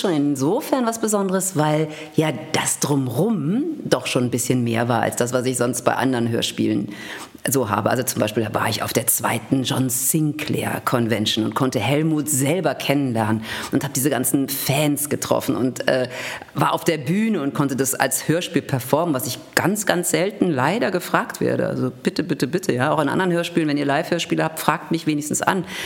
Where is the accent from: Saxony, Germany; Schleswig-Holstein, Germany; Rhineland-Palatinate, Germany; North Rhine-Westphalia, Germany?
North Rhine-Westphalia, Germany; Düsseldorf; moved away as an adult; also born or lived in Cologne / Hanover / Senftenberg / Berlin; ich kam aus Düsseldorf, über Köln, über Hannover